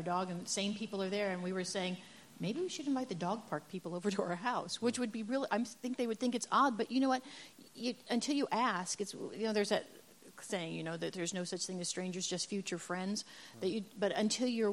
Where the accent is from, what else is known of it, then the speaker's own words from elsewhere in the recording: the North, Northern United States, United States; now in Huntington Beach, United States; I'm a Yankee